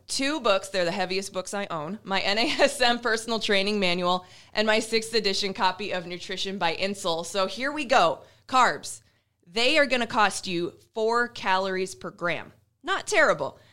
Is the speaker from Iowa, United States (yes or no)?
yes; Iowa, United States; now in Nebraska, United States; I'm from Iowa